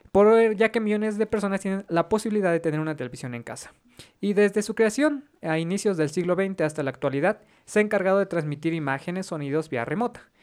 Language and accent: Spanish; Mexico; Como mexicanos